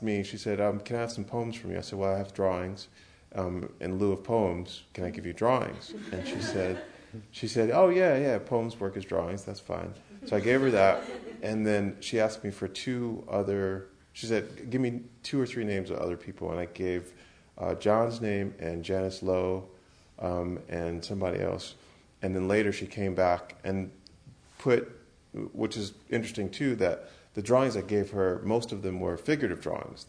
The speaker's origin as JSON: {"language": "English", "town": "Grand Rapids", "region": "Michigan", "country": "United States", "tie": "born or raised there", "said": "the city I was born and raised in it, Grand Rapids, Michigan"}